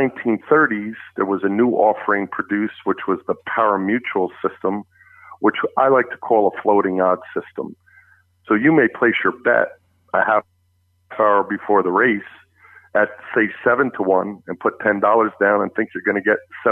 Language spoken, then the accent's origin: English; New Jersey, United States; a fellow Jerseyan